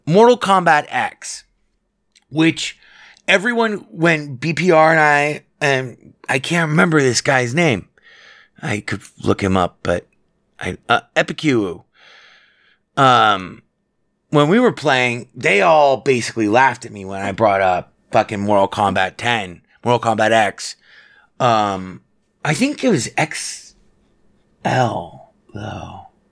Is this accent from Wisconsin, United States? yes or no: no; Las Vegas, Nevada, United States; I grew up in Vegas